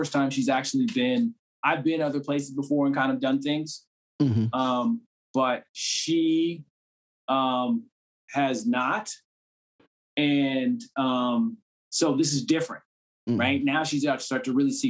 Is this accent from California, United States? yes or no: no; Cambridge, Massachusetts, United States; I'm from Cambridge